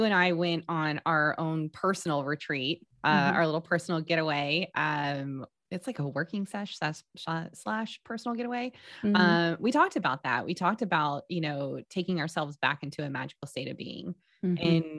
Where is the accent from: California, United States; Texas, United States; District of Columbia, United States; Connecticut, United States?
Texas, United States; We're from Texas, y'all.